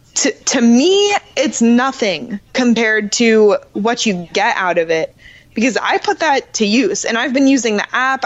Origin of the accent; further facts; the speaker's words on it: Orlando, Florida, United States; I grew up in Orlando and I grew up riding horses